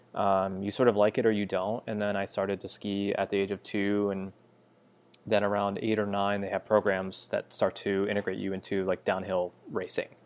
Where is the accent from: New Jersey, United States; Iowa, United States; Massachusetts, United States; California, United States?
Massachusetts, United States; Western; now in New York City, United States; I grew up in Western Mass